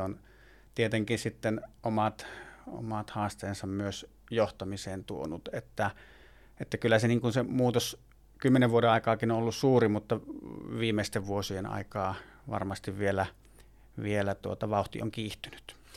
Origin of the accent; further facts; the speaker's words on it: Puumala, South Savo, Finland; moved away as an adult; also born or lived in Lappeenranta; now in Jämsä, Finland; Puumalasta olen kotoisin aikoinaan